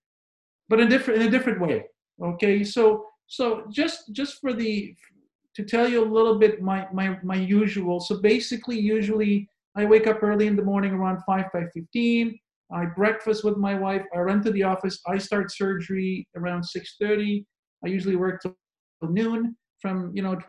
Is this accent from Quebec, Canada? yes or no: yes; Montreal, Quebec, Canada; moved away as an adult; now in Moncton, Canada; I am born and raised in Montreal